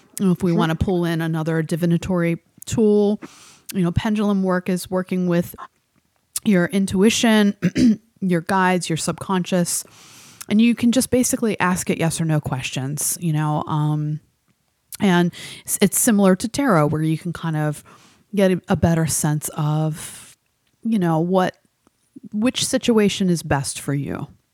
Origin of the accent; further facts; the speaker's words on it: New Mexico, United States; now in Arizona, United States; from Arizona, but I'm originally from New Mexico.